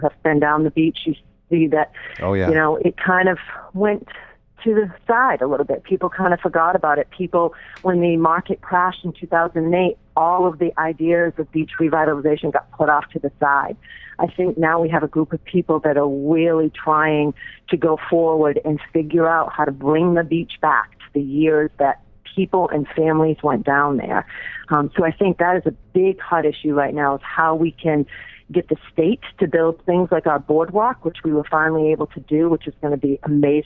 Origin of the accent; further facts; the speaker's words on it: Salisbury, Massachusetts, United States; moved away as an adult; also born or lived in South Carolina / North Carolina; I'm born and raised in Salisbury, Massachusetts, a very small town up by the coast